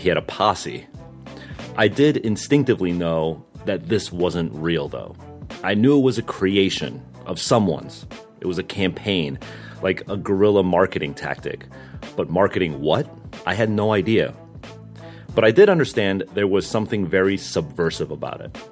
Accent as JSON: {"language": "English", "region": "Northeast", "country": "United States", "tie": "born or raised there", "said": "I grew up in the Northeast"}